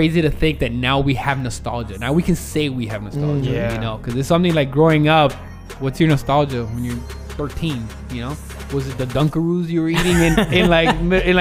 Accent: Miami, Florida, United States; we come from Miami

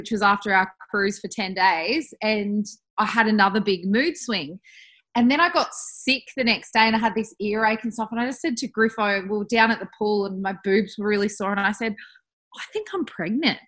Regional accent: Bathurst, New South Wales, Australia; now in Perth, Australia; I was back in Bathurst in my hometown.

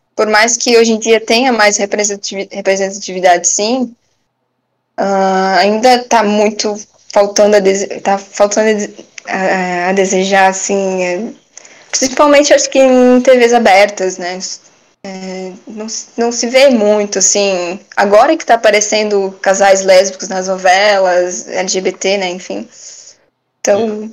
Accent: Brusque, Santa Catarina, Brazil; sou de Brusque mesmo

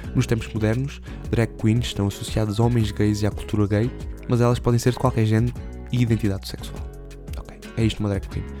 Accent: Alentejo, Portugal; aqui na minha terra

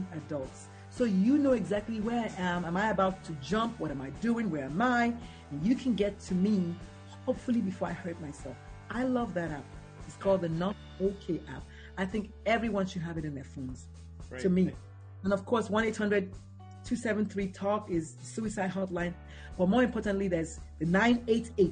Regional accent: Nigeria; On Thursdays, we have Nigerian food because we're Nigerians

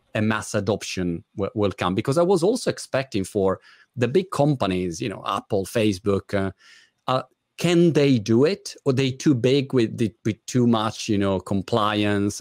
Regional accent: Italy; English is a second language; now in United Kingdom; as you guess by my British accent, I'm Italian.

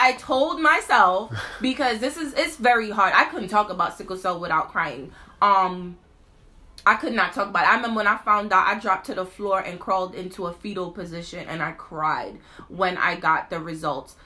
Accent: New York City, New York, United States; we from Brooklyn

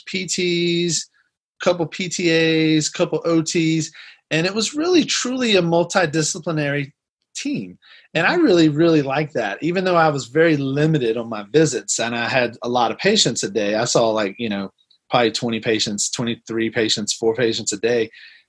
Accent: New Orleans, Louisiana, United States; moved away as an adult; also born or lived in Pasadena; I grew up in New Orleans and the New Orleans area, graduated from LSU in New Orleans

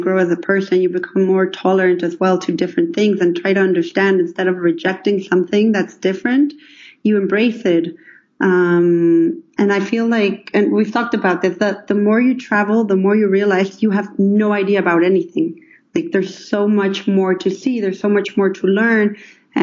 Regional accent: Mexico; moved away; I'm actually from Mexico

